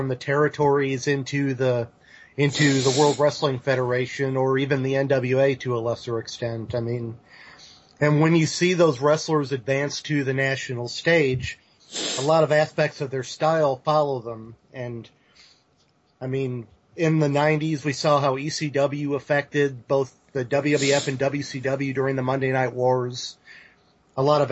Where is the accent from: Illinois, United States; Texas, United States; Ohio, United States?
Illinois, United States; Belleville; I'm from Belleville, Illinois, which is exactly as exciting as it sounds